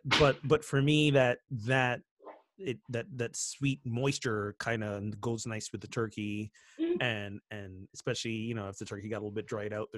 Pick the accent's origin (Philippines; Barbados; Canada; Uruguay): Barbados; now in United States; growing up in Barbados, this is when we celebrate our independence.